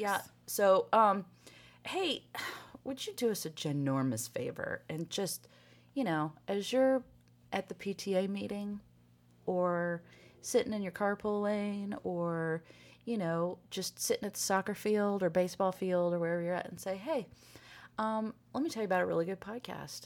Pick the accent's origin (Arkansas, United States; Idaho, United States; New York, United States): Arkansas, United States; moved away; I'm from Arkansas